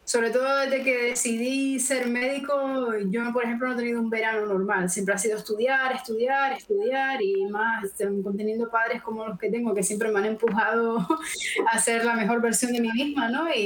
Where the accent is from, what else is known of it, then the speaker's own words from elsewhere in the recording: Canary Islands, Spain; Es decir, yo sí, pero yo soy canaria, ¿no? Entonces es un poco, aunque sí que me siento española y europea, siempre les explico a la gente, yo, yo soy de África, nos estamos a tres horas de la península